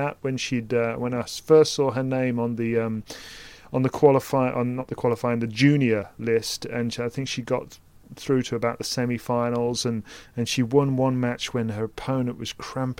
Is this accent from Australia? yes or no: no; United Kingdom; a British person presenting a tennis podcast